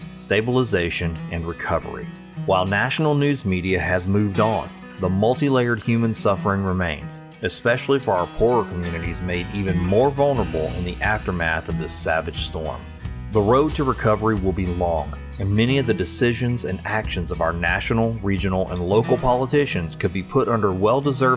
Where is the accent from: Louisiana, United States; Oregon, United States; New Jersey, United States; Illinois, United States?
Louisiana, United States; Sulphur; Sulphur, Louisiana, my hometown and the place where I produce Find the Good News